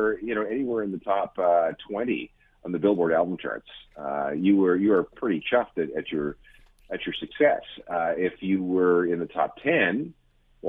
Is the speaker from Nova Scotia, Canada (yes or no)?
no; Winnipeg, Manitoba, Canada; I grew up in the Winnipeg area.